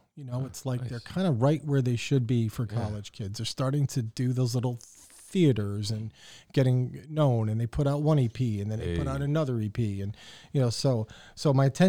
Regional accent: Windsor, Connecticut, United States; So I grew up in Windsor, Connecticut.

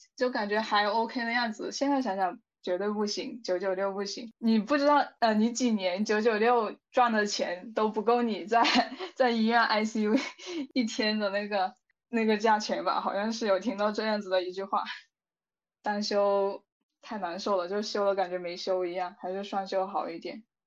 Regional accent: southern China, China; 因为我是南方人嘛

